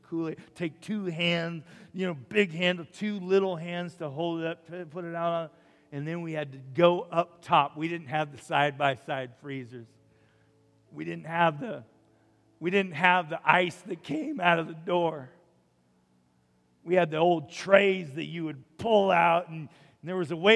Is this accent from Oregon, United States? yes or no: yes; Umatilla, Oregon, United States; born or raised there; now in Rupert, United States